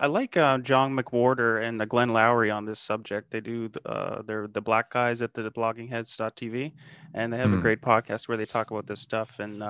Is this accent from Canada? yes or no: yes; Canada; I'm a Canadian yeah. too, so this is in our neck of the woods